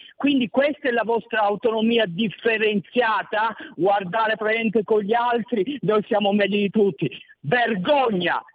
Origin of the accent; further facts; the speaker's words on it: Tuscany, Italy; noi siamo toscani